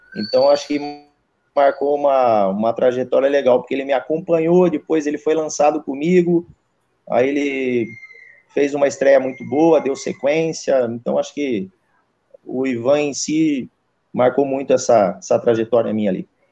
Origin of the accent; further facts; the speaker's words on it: Águas de São Pedro, São Paulo, Brazil; eu sou natural de, de, de Águas de São Pedro, né? São Pedro, ali perto de Piracicaba, interior ali de São Paulo